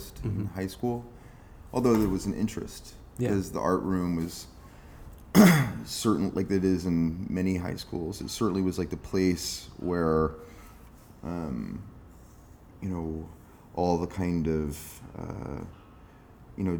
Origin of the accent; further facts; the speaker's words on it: Eastern Shore of Maryland, United States; moved away as an adult; also born or lived in Delaware / Los Angeles / Berlin; now in Brooklyn, United States; I grew up in the Eastern Shore of Maryland.